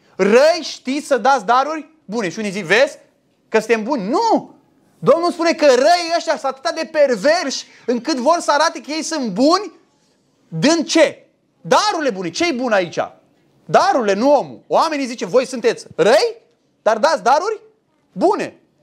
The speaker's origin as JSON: {"language": "Romanian", "country": "Romania", "said": "sunt român"}